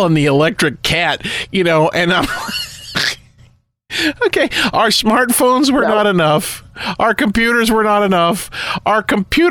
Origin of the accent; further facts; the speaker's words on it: Midwest, United States; as a Midwesterner